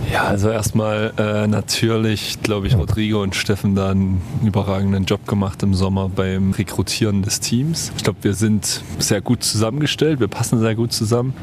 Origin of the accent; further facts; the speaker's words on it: Chemnitz, Saxony, Germany; mit meiner Heimatstadt